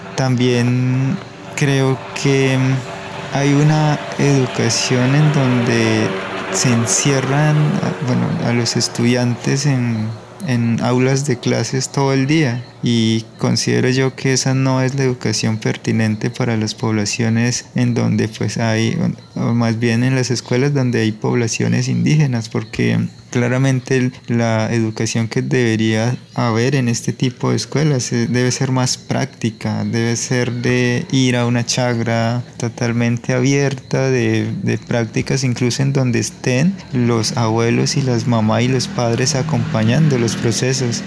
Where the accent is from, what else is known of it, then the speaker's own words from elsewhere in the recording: San Pedro de los Lagos, Amazonas, Colombia; first language Ticuna; Spanish is a second language; yo soy de San Pedro de los Lagos, del clan Paujil